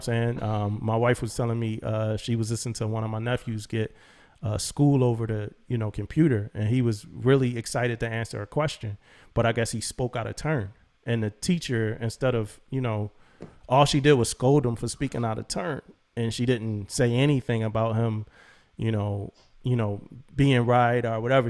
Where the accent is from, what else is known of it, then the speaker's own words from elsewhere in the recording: Philadelphia, Pennsylvania, United States; moved away as an adult; I'm a kid from Philly who loved music and joined the Navy to be an electrician